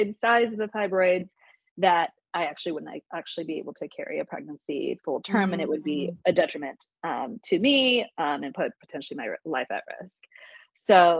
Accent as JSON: {"language": "English", "town": "Plano", "region": "Texas", "country": "United States", "tie": "born or raised there", "lives_now": "Austin, United States", "said": "I grew up in Plano, Texas, outside of Dallas"}